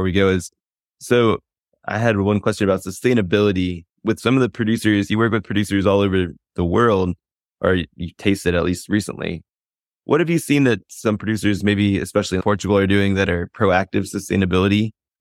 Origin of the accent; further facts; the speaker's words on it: Virginia, United States; I'm originally from Virginia